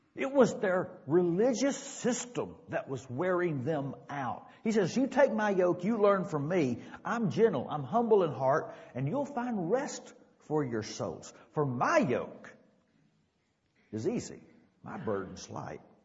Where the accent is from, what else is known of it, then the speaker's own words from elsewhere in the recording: Dallas, Texas, United States; the little church I grew up in South Dallas